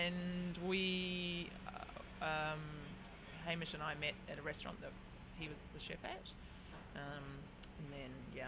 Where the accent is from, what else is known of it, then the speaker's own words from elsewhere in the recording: Auckland, New Zealand; moved away as an adult; now in Sydney, Australia; I am an Auckland girl, although I probably wouldn't call myself an Auckland girl now.